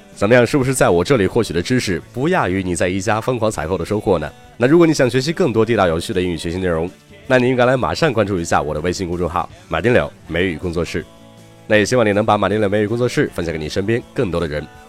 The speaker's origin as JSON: {"language": "Chinese", "town": "Qingdao", "region": "Shandong", "country": "China", "said": "作为一个青岛人"}